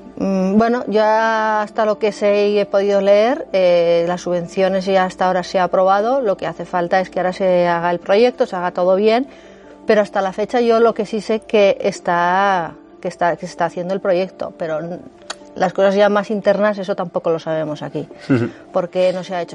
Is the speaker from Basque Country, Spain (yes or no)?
no; Candanchú, Aragon, Spain; Yo soy de Candanchú